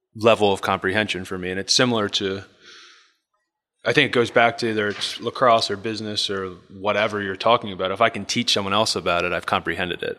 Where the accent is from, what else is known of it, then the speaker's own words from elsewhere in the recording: Bel Air, Maryland, United States; I grew up in Bel Air, Maryland.